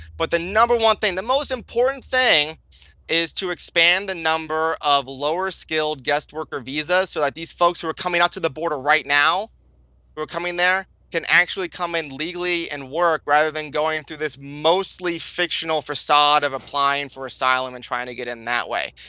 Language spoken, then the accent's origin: English; California, United States; I was born in California. I went to public school in California